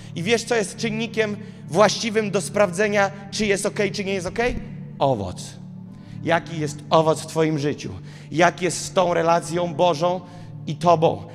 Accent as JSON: {"language": "Polish", "town": "Gołdap", "region": "Warmian-Masurian Voivodeship", "country": "Poland", "tie": "born or raised there", "moved": "as an adult", "lives_now": "Warsaw, Poland", "said": "w Gołdapi się urodziłem"}